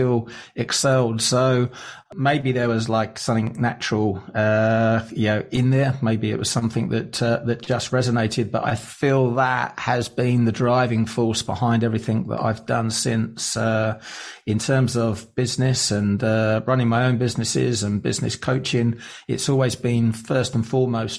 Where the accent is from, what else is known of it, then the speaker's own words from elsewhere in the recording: England, United Kingdom; I grew up in England, just outside London.